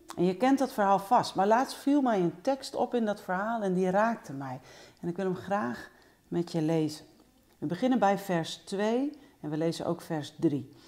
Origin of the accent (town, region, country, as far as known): Netherlands